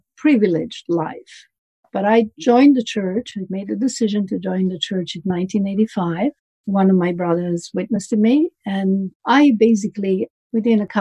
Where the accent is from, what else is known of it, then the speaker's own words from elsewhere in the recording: Milan, Lombardy, Italy; I come from Milan, Italy